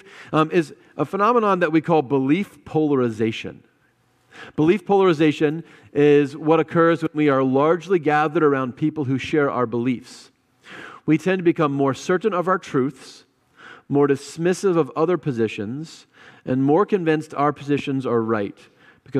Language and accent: English; United States; I am an American, and that's a big group I'm a part